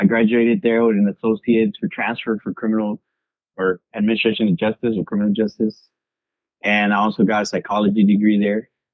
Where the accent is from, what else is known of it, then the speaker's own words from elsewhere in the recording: Long Beach, California, United States; I was born in 1989 in Long Beach